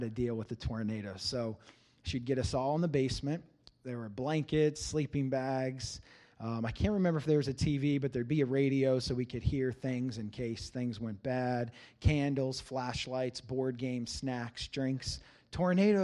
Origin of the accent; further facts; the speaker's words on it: Cincinnati, Ohio, United States; I grew up in Cincinnati, Ohio.